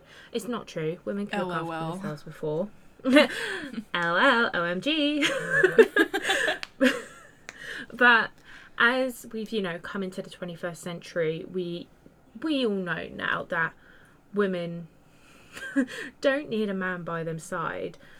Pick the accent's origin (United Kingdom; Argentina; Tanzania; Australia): United Kingdom; Me being British